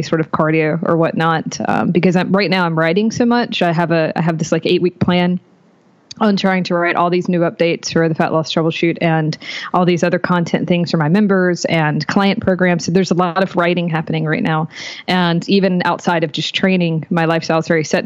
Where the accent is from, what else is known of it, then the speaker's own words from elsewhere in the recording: North Carolina, United States; I am out of North Carolina. I was born in North Carolina. I'm still here